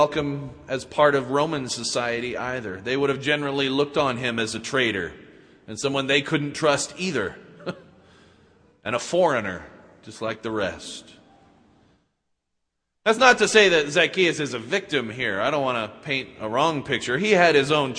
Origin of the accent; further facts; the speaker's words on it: Utah, United States; I credit growing up in Utah with the beginning of my faith.